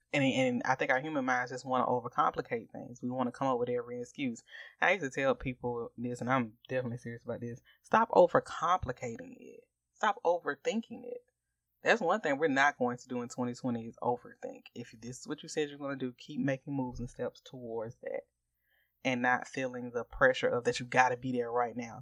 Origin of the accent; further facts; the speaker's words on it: Augusta, Georgia, United States; we are from Augusta, Georgia, and we are both members of Tabernacle Baptist Church in Augusta, Georgia